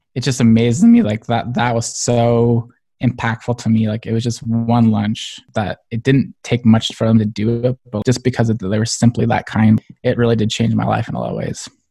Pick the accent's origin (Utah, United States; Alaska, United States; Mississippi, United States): Utah, United States; Springville; I grew up in Springville, Utah, kind of a smaller town